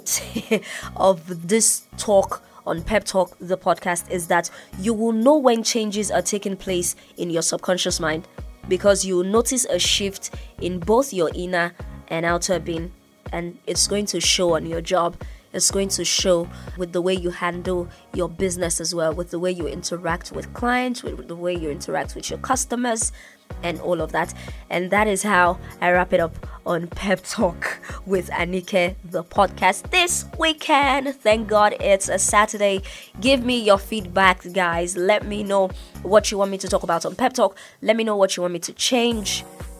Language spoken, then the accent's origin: English; Nigeria; now in Ibadan, Nigeria; I'm Nigerian